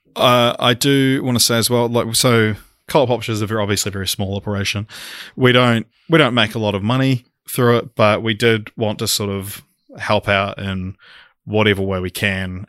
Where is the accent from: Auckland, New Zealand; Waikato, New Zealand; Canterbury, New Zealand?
Canterbury, New Zealand; Christchurch; we we are both from Christchurch